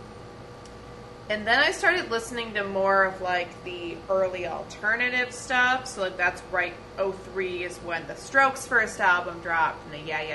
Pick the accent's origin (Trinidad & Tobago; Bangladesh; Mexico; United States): United States; Midwest; I am from the Midwest